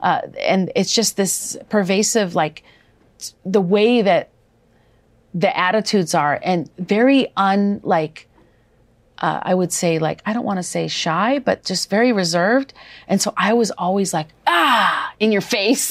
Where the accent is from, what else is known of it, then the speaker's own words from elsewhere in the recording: Wisconsin, United States; moved away; also born or lived in Minnesota; I grew up in Wisconsin as well as a teenager